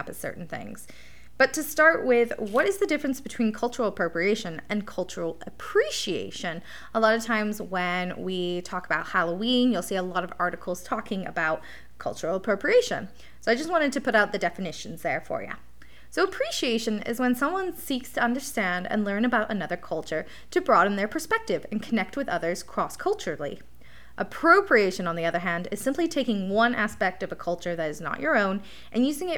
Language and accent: English; England, United Kingdom; now in Canada; growing up in England